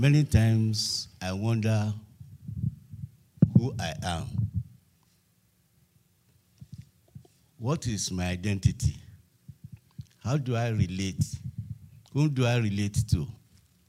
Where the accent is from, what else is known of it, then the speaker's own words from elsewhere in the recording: Lagos, Nigeria; I'm from Lagos